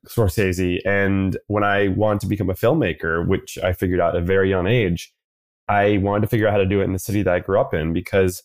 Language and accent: English; New York City, New York, United States; But for the listener, I'm born and raised in New York City. That's all I know, that in terms of a childhood